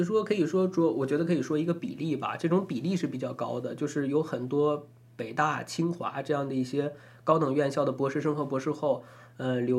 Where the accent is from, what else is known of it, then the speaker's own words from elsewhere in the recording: Taiwan; 怕引起我们台湾这边朋友的一些反感或者敏感。